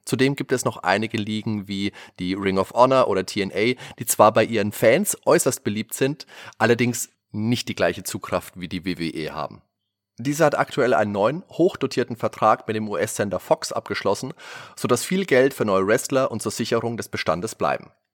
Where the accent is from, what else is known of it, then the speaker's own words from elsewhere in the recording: Würzburg, Bavaria, Germany; bei uns in Würzburg